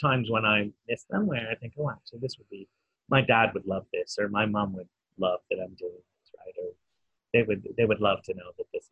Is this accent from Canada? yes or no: yes; Canada; now in United Kingdom; I'm, a foreigner here in the UK, and I say I grew up in Canada